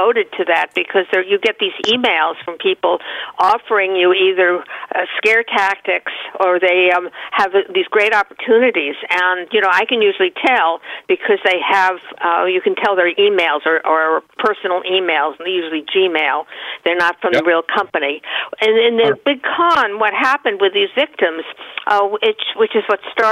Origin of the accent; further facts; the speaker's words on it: Great Neck, New York, United States; I grew up in Great Neck